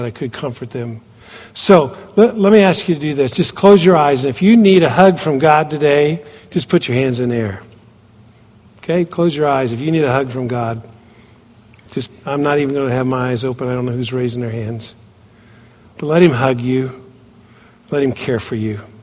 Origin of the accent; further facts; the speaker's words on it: United States; moved away as an adult; also born or lived in Kathmandu, Nepal; being an American in that country